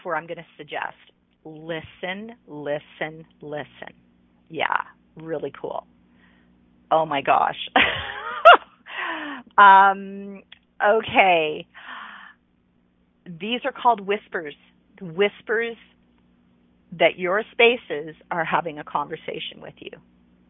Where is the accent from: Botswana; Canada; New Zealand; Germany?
Canada; Ontario; moved away as an adult; I lived in Eastern Canada. I lived in Ontario. I grew up in Ontario